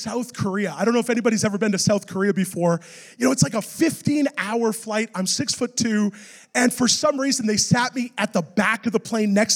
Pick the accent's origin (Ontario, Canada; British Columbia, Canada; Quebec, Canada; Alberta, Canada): British Columbia, Canada; Vancouver; I'm from Vancouver